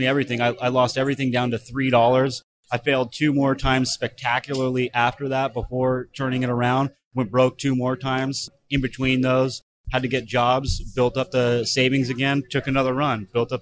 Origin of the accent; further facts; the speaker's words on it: Thousand Oaks, California, United States; moved away as an adult; now in San Diego, United States; Originally from Southern California, but I grew up in Thousand Oaks